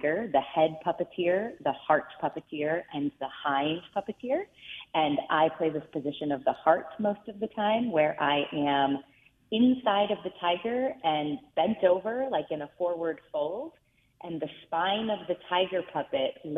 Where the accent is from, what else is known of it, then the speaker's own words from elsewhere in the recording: Reisterstown, Maryland, United States; I was lucky enough to grow up in Reisterstown, Maryland, which is outside of Baltimore City